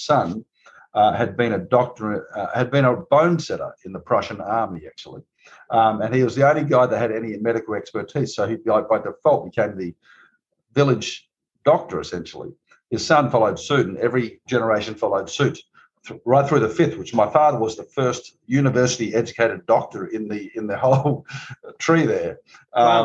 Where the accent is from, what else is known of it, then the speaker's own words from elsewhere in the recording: Barossa Valley, South Australia, Australia; moved away as an adult; now in Napa Valley, United States; I'm Australian, of course, and I grew up in a place called the Barossa Valley